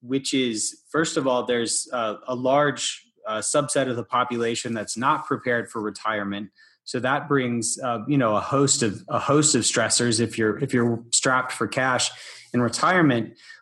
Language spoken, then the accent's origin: English; Deep South, United States; I'm from the Deep South